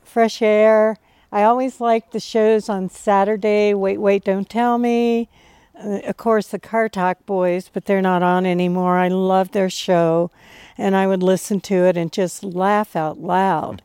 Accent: Cincinnati, Ohio, United States; I grew up in Cincinnati in the suburbs

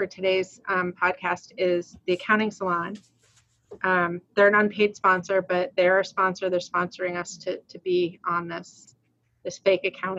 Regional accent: Rhode Island, United States; I'm from Rhode Island, but I do pronounce my R's

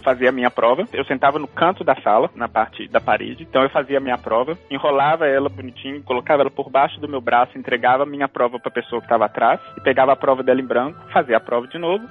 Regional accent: Belo Horizonte, Minas Gerais, Brazil; moved away as an adult; also born or lived in Texas, United States; eu sou mineiro de Belo Horizonte, nasci e cresci em Belo Horizonte

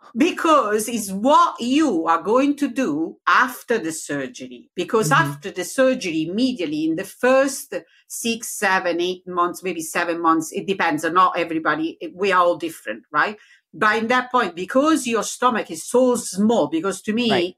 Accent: Rome, Lazio, Italy; accent: Italian; English is a second language; now in Leicester, United Kingdom; Originally from Rome

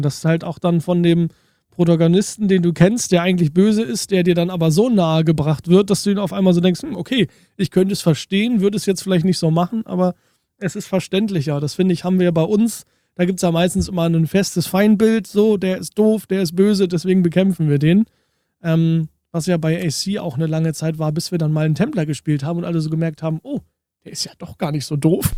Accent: Germany; bei uns in Deutschland

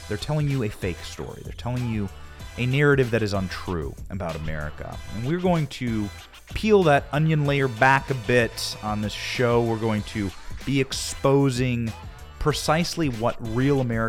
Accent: Iowa, United States; I grew up in Iowa. I grew up working on farms

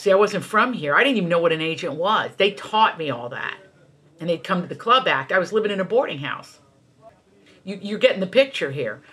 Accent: Appalachia, United States; moved away as an adult; also born or lived in Virginia / New York; I come from Appalachia.

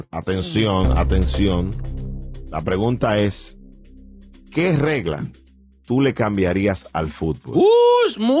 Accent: Dominican Republic; Óyeme, yo soy dominicano.

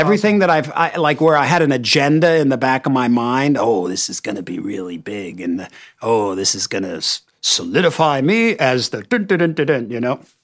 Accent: United States

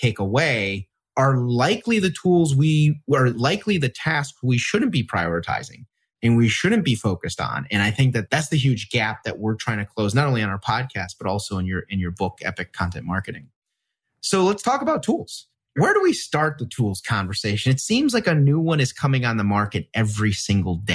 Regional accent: Wisconsin, United States; I grew up in the Midwest. So I grew up in Wisconsin.

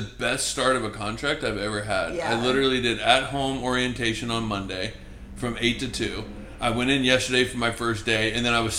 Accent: Brooklyn, New York, United States; I'm from Brooklyn, bro. {S1} Yeah. {S0} Like born in Brooklyn.

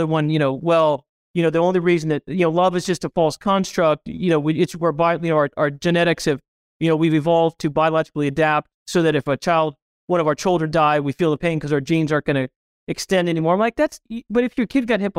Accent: Springfield, Missouri, United States; I grew up in Springfield, Missouri. If you've ever had Andy's Ice Cream or you've ever been to Bass Pro Shops, that's the headquarters of both of those places.

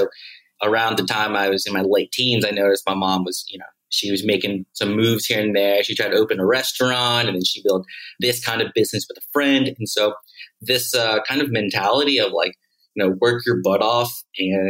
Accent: Memphis, Tennessee, United States; moved away as an adult; also born or lived in Manila, Philippines; now in Mexico; The only Filipinos I hung out with were the other Filipino kids in the Filipino American community in Memphis

